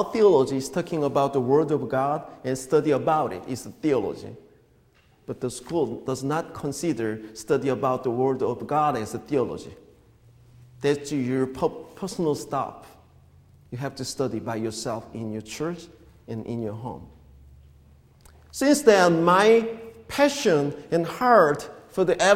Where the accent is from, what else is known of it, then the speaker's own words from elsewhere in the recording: South Korea; moved away as an adult; the church, is where I grew up in Korea